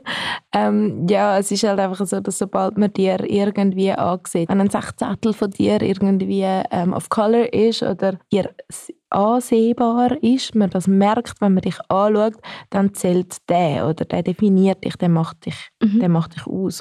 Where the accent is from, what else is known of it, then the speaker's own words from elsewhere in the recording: Switzerland; ich bin Schweizerin